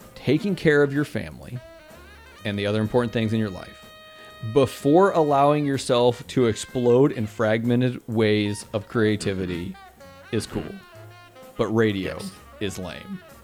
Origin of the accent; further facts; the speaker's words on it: Texas, United States; I'm a Texan and I say y'all.